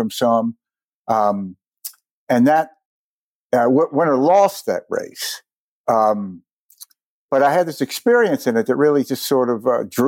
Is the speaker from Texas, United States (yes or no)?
no; Mississippi, United States; I grew up in Mississippi.